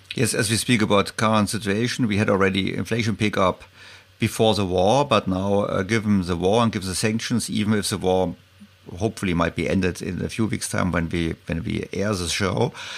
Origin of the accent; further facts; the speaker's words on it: Germany; I'm calling you from Germany. And the Germans, we are not so really keen on public debt.